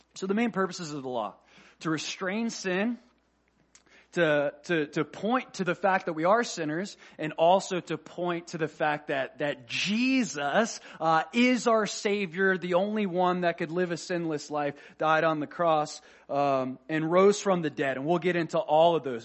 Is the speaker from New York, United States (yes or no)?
no; Florida, United States; I'm from Florida.